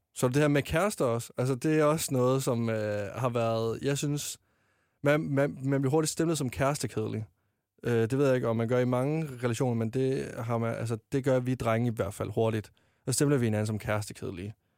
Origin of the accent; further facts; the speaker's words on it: Varde, Southern Denmark, Denmark; moved away as an adult; now in Copenhagen, Denmark; jeg var med i en drengegruppe hjemme i Varde, der jeg kom fra